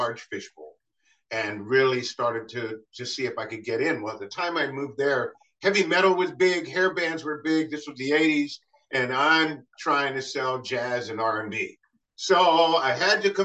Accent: Ohio, United States; growing up in Ohio all this time

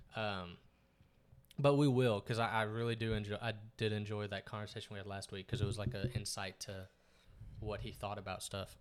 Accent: East Texas, United States; moved away as an adult; now in Dallas, United States; growing up in East Texas

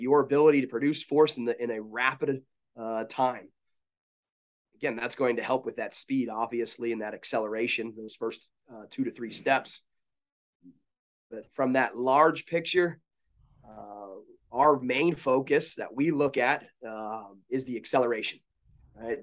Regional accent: Baltimore, Maryland, United States; now in Salisbury, United States; I grew up in the Baltimore area

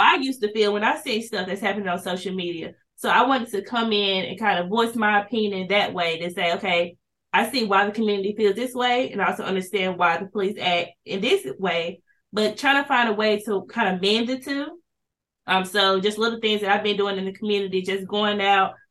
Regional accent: Kinston, North Carolina, United States; I'm also from Kinston, North Carolina, born and raised here

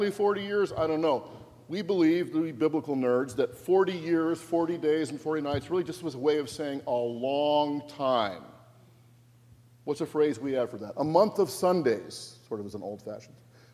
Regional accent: Washington, United States; now in New Jersey, United States; I'm from Washington State. My family's from Washington State

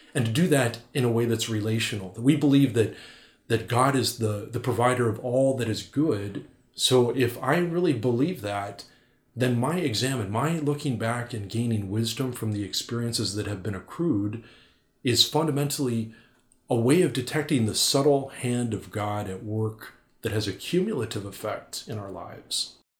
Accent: North Dakota, United States; moved away as an adult; also born or lived in Milwaukee; I'm from North Dakota

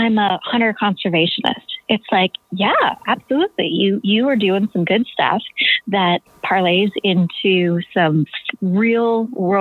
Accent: Maine, United States; moved away as an adult; also born or lived in Africa; growing up in Maine

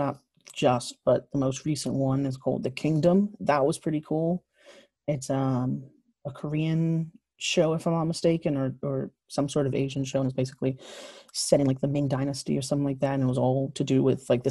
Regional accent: Bermuda; I'm from Bermuda like Andrew

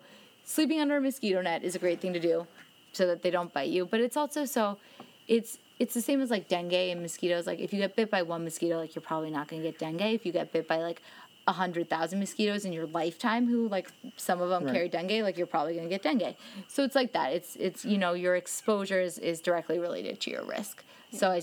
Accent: United States; now in Bolivia; as an American

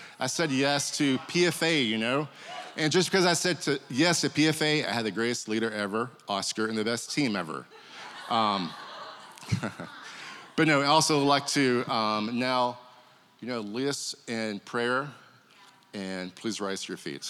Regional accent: Kentucky, United States; Growing up, I grew up in Kentucky

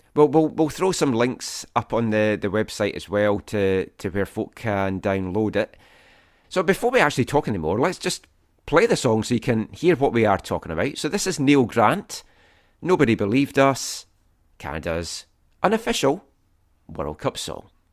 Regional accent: Scotland, United Kingdom; both growing up in Scotland and the U K

